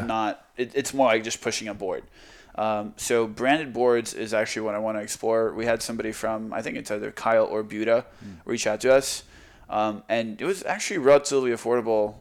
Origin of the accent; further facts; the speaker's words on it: Croatia; now in Texas, United States; I'm from Croatia.